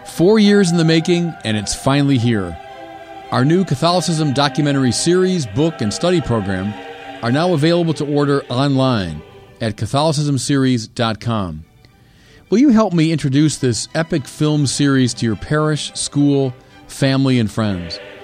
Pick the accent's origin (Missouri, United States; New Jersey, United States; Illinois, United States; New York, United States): Illinois, United States; Chicago; I'm a Chicagoan